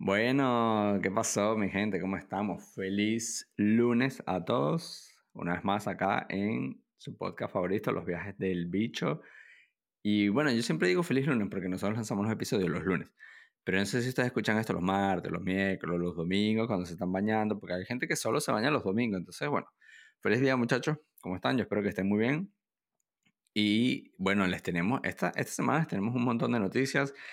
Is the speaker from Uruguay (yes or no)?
no; Venezuela; moved away; also born or lived in Pamplona, Spain; yo soy extranjero, yo, yo soy venezolano, yo viví en Pamplona por varios años